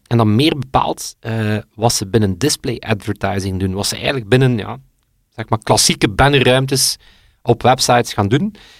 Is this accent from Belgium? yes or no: yes; West Flanders, Belgium; klein West-Vlaams dorp, opgeroeid